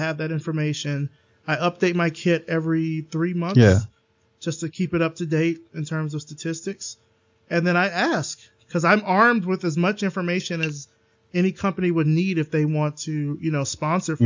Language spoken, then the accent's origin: English; the South, United States; And I'm from the South, born and raised